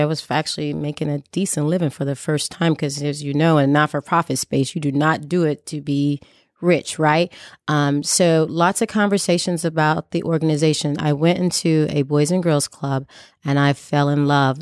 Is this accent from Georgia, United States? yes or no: no; Columbus, Indiana and Indianapolis, United States; growing up poor, uh, moving back and forth from Columbus, Indiana, and Indianapolis, Indiana